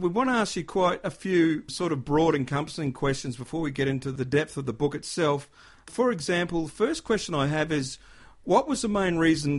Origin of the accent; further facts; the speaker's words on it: Queensland, Australia; being a Queenslander